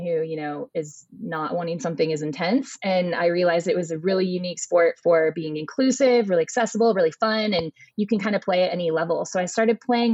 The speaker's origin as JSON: {"language": "English", "town": "Seattle", "region": "Washington", "country": "United States", "tie": "born or raised there", "moved": "yes", "said": "I'm actually originally from Seattle, which is where pickleball was invented. So I grew up playing pickleball as a child"}